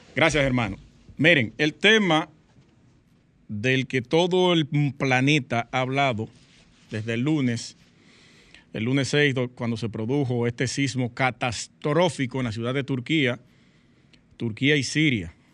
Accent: Sosúa, Puerto Plata, Dominican Republic; moved away; una compueblana de Sosúa

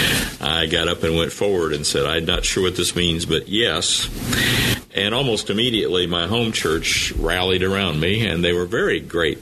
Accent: Anderson, Indiana, United States; moved away; I grew up in Anderson, Indiana

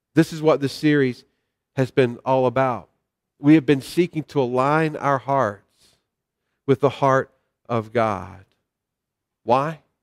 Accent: the South, United States; I grew up in the South

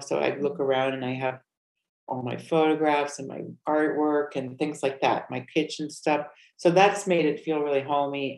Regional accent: Connecticut, United States; moved away as an adult; also born or lived in New York City / Miami / Los Angeles / North Carolina; now in Valencia, Spain; Originally, I'm from Connecticut, and then I moved all over the United States in my adult life.

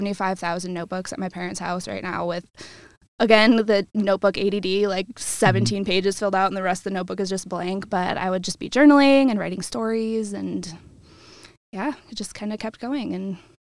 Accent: Tinley Park, Illinois, United States; moved away as an adult; also born or lived in Iowa City, Iowa; now in Cedar Rapids, United States; I'm from Tinley Park, south suburbs.

